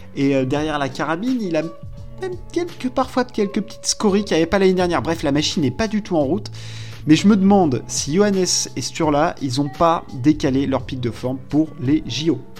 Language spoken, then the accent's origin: French; France; on est français